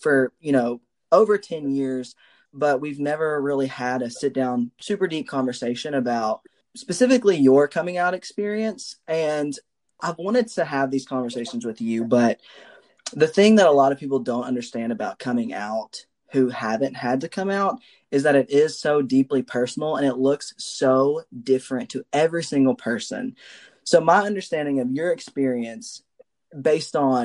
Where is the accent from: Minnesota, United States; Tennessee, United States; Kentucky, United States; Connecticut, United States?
Kentucky, United States; We're both from Kentucky